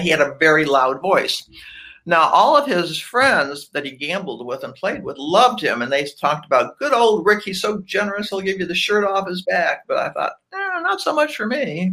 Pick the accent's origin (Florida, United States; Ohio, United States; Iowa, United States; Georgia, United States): Ohio, United States; Cleveland; moved away as an adult; now in Atlanta, United States; I was you born and raised in Cleveland, Ohio.